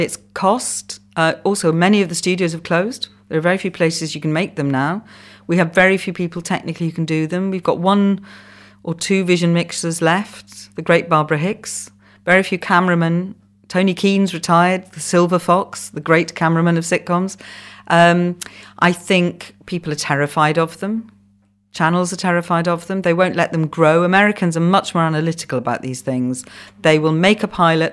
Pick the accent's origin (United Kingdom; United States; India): United Kingdom; Wales; first language Welsh; English is a second language; English is my second language. Welsh is my first.